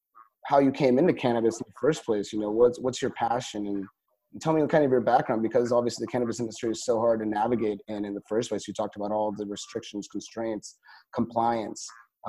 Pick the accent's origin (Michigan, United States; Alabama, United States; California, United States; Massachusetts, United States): California, United States; I'm from California